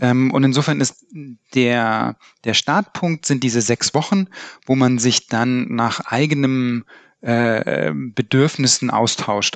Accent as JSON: {"language": "German", "region": "Upper Bavaria", "country": "Germany", "moved": "yes", "lives_now": "Cologne, Germany", "said": "Ich komme eigentlich aus Oberbayern"}